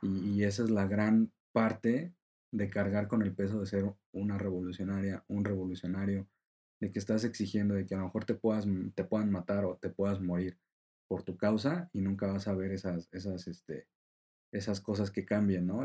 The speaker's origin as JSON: {"language": "Spanish", "country": "Mexico", "said": "como mexicanos"}